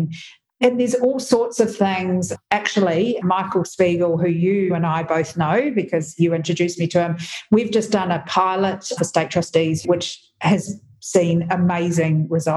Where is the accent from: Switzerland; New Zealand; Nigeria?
New Zealand; I'm a New Zealander